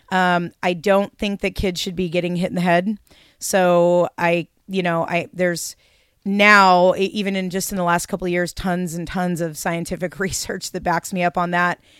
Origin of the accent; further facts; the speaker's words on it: Seattle, Washington, United States; moved away as an adult; now in Portland, United States; I grew up in Seattle. moved to Portland in nineteen ninety-one